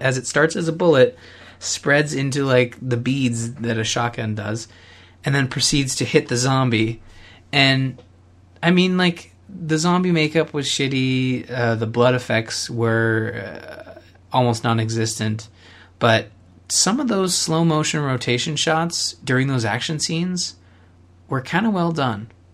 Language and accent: English; Canada; as a Canadian